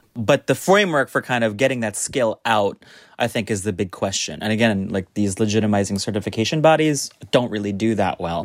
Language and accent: English; United States; now in New York, United States; I, as an American sommelier